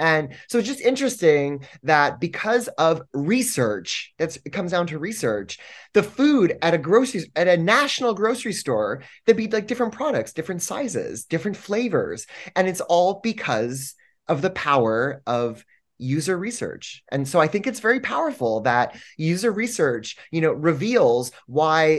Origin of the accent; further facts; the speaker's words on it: Canada; moved away as an adult; now in New York City, United States; I'm from Canada originally, and I've been living in the United States for 14 years.